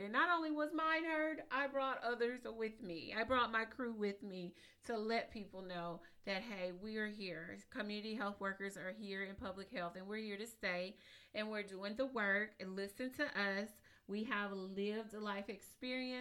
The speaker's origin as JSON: {"language": "English", "region": "East Texas", "country": "United States", "said": "I am from East Texas. I'm a country little girl from East Texas."}